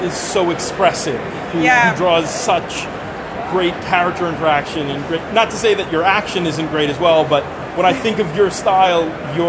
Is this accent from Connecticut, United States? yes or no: no; Newark, New Jersey, United States; I grew up in the Newark area.